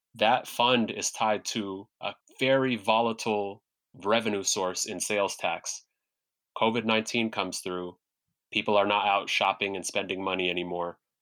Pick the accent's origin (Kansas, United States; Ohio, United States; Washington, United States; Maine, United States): Washington, United States; Seattle; also born or lived in Sudan / New York; I was raised in South Seattle in public housing in South Seattle, went to public schools in South Seattle